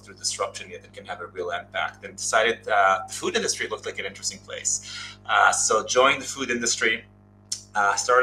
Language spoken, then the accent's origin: English; Israel; moved away as an adult; now in United States; I'm obviously originally from Israel, moved in, did the Israeli route. We all go to high school, military.